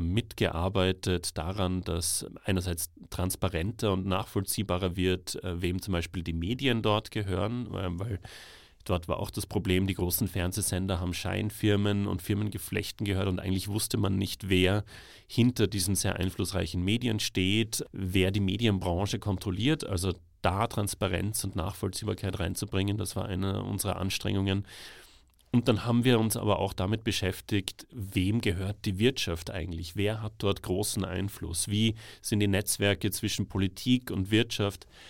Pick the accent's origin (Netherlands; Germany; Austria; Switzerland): Austria; Salzburg; moved away as an adult; also born or lived in Tbilisi, Georgia; ich bin aus Salzburg